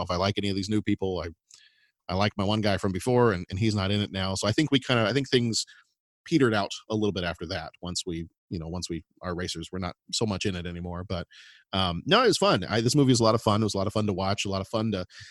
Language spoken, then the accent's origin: English; Dallas, Texas, United States; moved away; I grew up in Texas